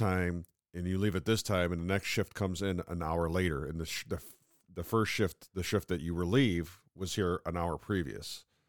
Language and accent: English; upstate New York, United States; accent: mid-Atlantic